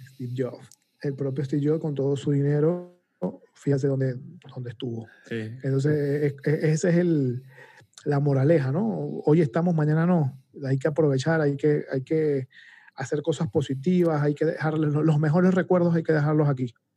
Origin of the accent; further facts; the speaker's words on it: Venezuela; moved away as an adult; now in Panama; cuando yo vivía en Venezuela hace más de 12 años